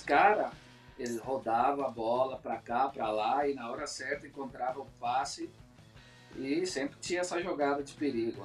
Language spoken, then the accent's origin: Portuguese; Brazil; moved away; also born or lived in Spain; meu país de origem, né, que é o Brasil